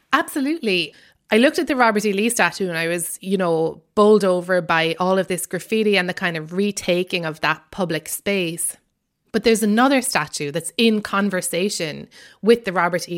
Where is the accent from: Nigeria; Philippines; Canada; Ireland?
Ireland; accent: Irish; moved away as an adult; now in United States